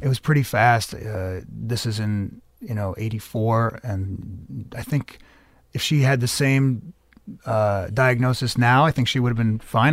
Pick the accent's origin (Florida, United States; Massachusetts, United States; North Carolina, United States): Massachusetts, United States; Medford; also born or lived in New York; I was born in New York and raised in the Boston area